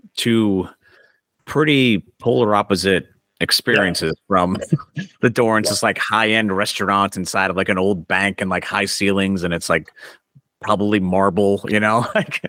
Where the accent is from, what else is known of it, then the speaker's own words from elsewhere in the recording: outside of Worcester, Massachusetts, United States; now in Rhode Island, United States; I grew up in Massachusetts, like I just said, like outside of Worcester